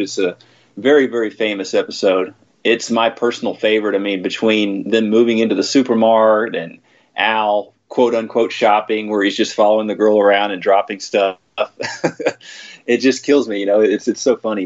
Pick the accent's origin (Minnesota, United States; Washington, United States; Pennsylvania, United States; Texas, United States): Texas, United States; I grew up in Texas